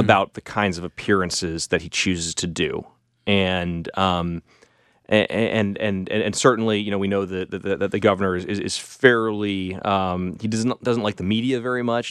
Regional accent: California, United States; moved away as an adult; now in Charlotte, United States; I'm from California

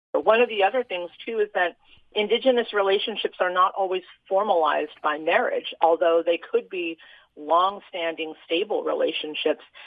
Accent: Utah, United States; I grew up here in Utah

